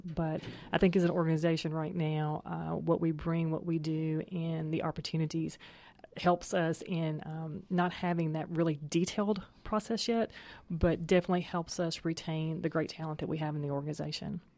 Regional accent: Tennessee, United States; moved away as an adult; now in Atlanta, United States; I'm a native of Tennessee

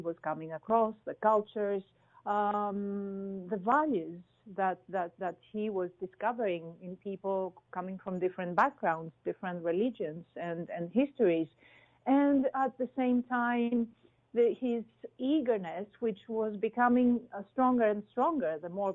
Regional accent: Athens, Attica, Greece; moved away as an adult; also born or lived in Qatar; I was born and raised in Athens.

